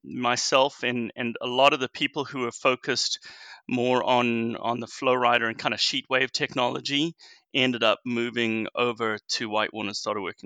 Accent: South Africa; now in United States; I'm actually originally from South Africa, and I moved here back in 2000.

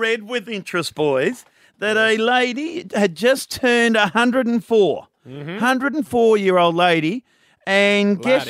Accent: Geelong, Victoria, Australia; I'm from Geelong, North Shore, the tough suburb.

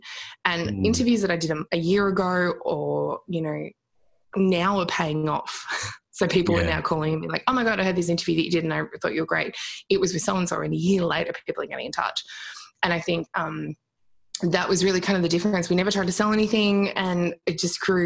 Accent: Australia; We're Australian

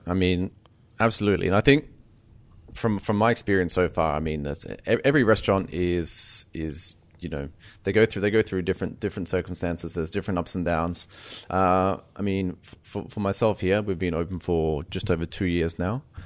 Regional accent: Bundaberg, Queensland, Australia; moved away; After I started my apprenticeship, uh, in, in, in Bundaberg

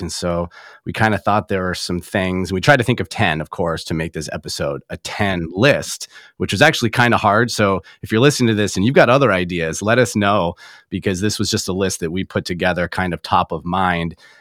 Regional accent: Traverse City, Michigan, United States; my hometown of Traverse City, Michigan

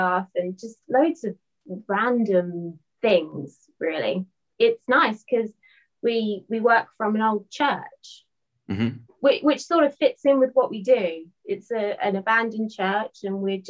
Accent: Norfolk, East of England, United Kingdom; I'm from a place called Norfolk, which is like on the coast

